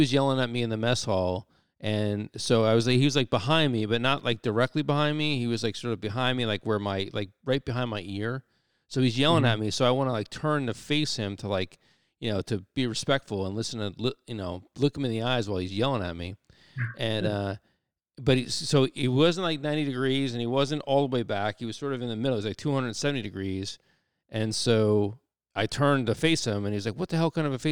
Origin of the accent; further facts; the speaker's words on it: New Jersey, United States; I'm from New Jersey as well.